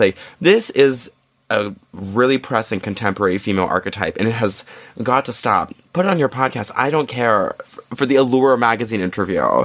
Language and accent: English; United States; I'm American